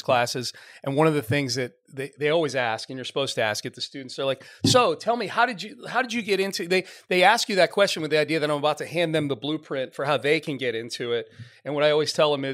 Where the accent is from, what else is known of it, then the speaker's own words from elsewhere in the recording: Northeast, United States; now in Houston, United States; I grew up in the Northeast